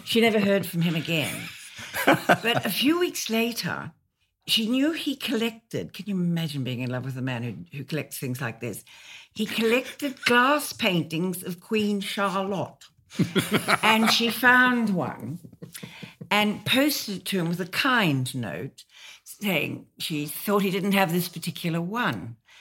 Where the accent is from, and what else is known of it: Australia; moved away as an adult; now in London, United Kingdom